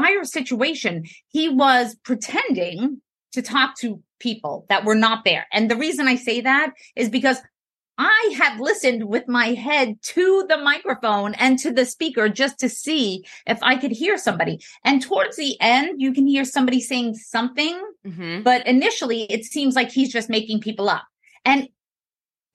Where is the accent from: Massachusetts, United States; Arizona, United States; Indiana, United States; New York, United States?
New York, United States; So I'm from New York. I tend to speak fast